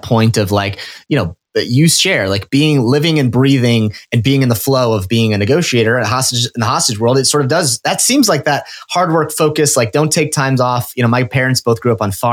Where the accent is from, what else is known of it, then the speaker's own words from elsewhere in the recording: Omaha, Nebraska, United States; I'm also from the mean Midwest. I grew up in Omaha